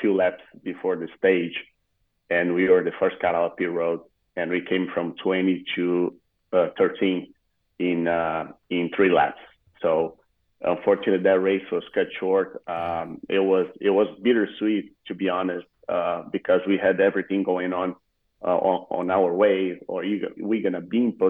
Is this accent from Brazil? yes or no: yes; Rio Grande do Sul, Brazil; English is a second language; moved away as an adult; the region I was born is all Gaúchos